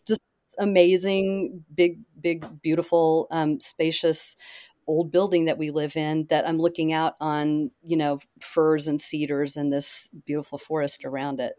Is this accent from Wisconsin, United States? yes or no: no; Oklahoma, United States; moved away; I grew up in Oklahoma.